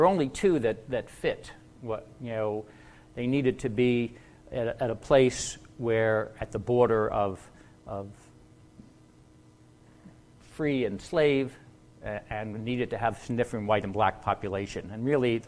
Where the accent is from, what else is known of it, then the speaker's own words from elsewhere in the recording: the East, East Coast, United States; I am from the East